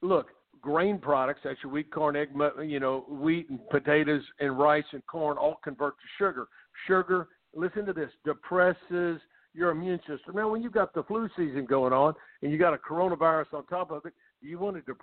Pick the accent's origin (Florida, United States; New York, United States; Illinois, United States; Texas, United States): Texas, United States; Houston; I'm from Houston, Texas. I have Hoetze Health and Wellness Center here